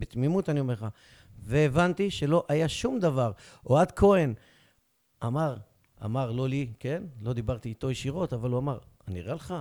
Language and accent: Hebrew; Beersheba, Southern District, Israel; אני כבאר שבעי, שורשים מבטן ומלידה, פטריוט אמיתי